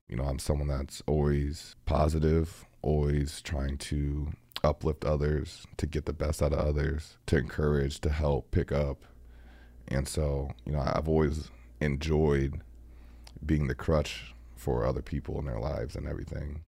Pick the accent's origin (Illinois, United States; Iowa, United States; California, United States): Iowa, United States; now in Green Bay, United States; I grew up in Iowa